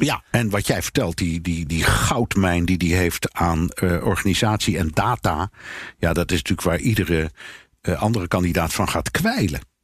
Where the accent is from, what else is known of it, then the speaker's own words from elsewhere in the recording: Netherlands; als Nederlander